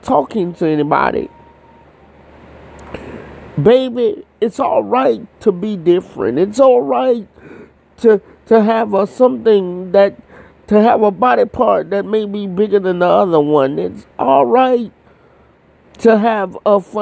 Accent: Florida, United States; I'm from Florida.

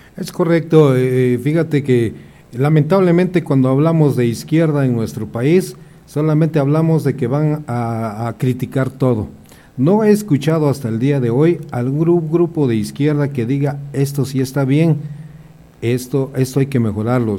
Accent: Mexico; como mexicanos

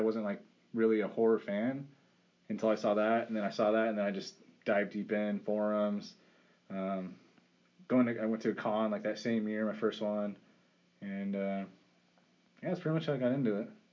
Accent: California, United States; I'm from California

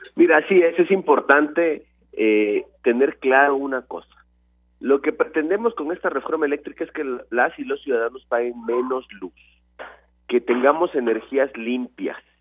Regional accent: Veracruz, Mexico; En Veracruz, en mi estado

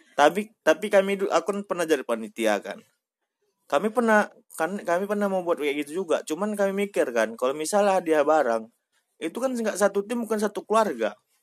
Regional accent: Medan, North Sumatra, Indonesia; kita sebagai orang Medan beruntung

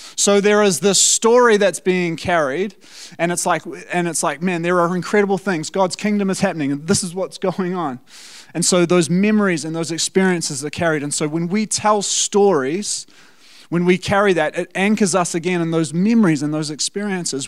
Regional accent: South Africa; now in New Zealand; as a South African

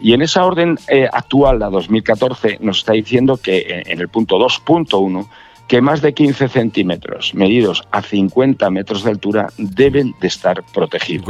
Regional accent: Fariza, Castile and León, Spain; en Fariza de Sayago, es mi pueblo

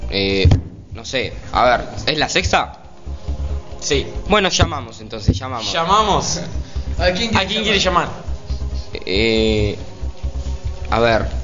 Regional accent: Paraguay; Sí, soy

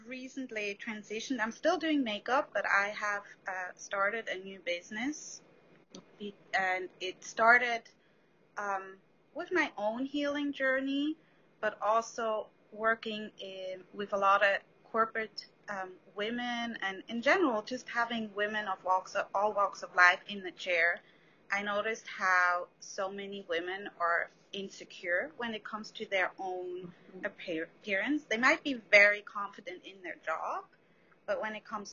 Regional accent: Switzerland; moved away as an adult; now in New York, United States; I'm originally from Switzerland

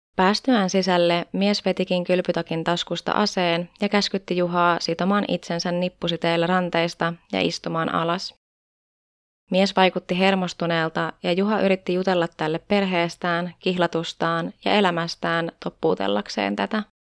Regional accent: Tampere, Pirkanmaa, Finland; täällä meikäläisen kotikonnuilla Tampereella

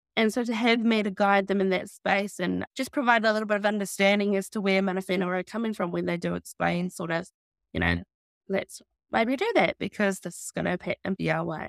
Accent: Taranaki, New Zealand; also born or lived in Florida; born and raised Taranaki and born and raised in Balblock

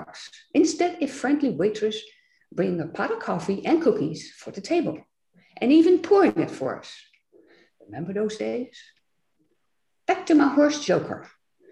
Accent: Netherlands; English is a second language; moved away as an adult; now in United States

